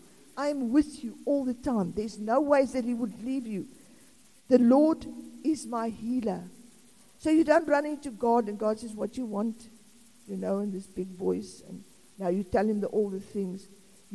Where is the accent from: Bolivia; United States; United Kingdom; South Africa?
South Africa; I'm South African